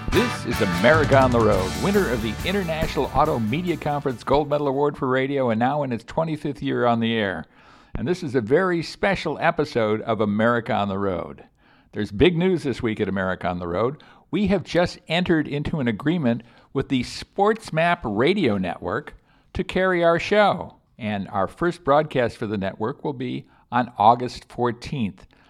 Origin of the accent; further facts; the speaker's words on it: Chicago, Illinois, United States; moved away; I grew up in Chicago with below zero weather frequently